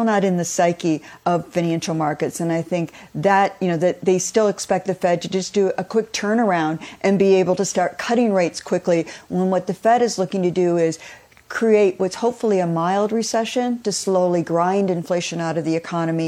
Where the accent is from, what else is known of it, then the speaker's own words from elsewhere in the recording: Detroit, Michigan, United States; I also remember the 70s growing up in Detroit